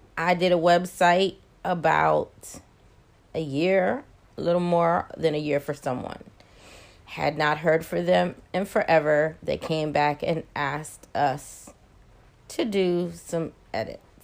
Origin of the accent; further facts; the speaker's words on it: Maryland, United States; now in Atlanta, United States; I'm originally from Maryland, live in Atlanta, went back home to Maryland